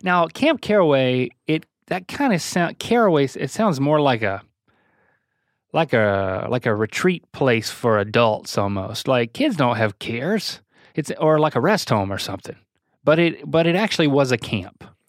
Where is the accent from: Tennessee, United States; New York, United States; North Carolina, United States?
North Carolina, United States; we come from the same place